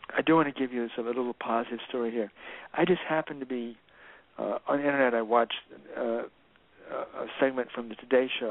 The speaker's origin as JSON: {"language": "English", "region": "the South", "country": "United States", "tie": "born or raised there", "also_born_or_lived": "San Francisco", "moved": "yes", "said": "I grew up in the South where there were white folk and black folk"}